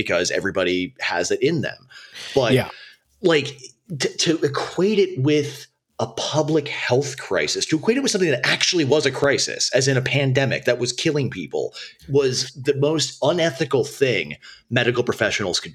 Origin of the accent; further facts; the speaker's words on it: Minneapolis, Minnesota, United States; I was born and raised in Minneapolis during the, when it was the era where it was called Murderapolis